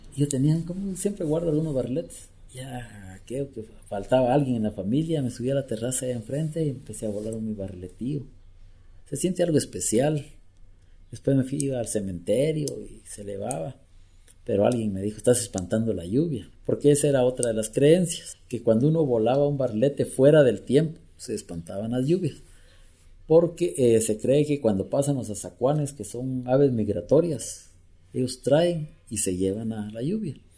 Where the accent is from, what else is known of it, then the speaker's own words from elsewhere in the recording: Guatemala; como chapín, como guatemalteco